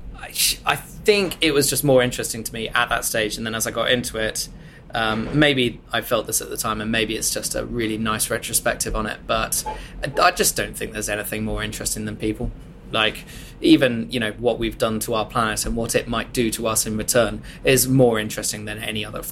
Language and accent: English; Kent, South East England, United Kingdom; moved away as an adult; also born or lived in Bath; now in London, United Kingdom; I grew up down in Kent, so that's one of those places which isn't in London